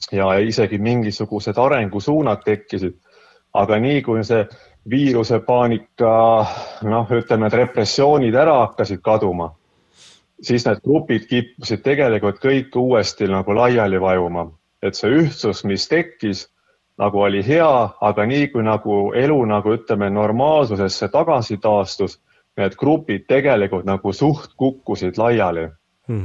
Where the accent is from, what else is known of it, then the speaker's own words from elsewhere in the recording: Tartu, Tartu County, Estonia; mina ise olen Tartust